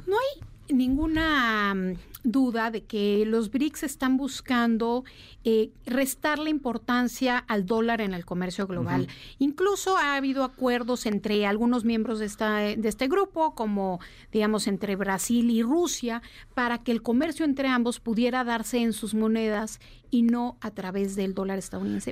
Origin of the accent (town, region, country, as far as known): Mexico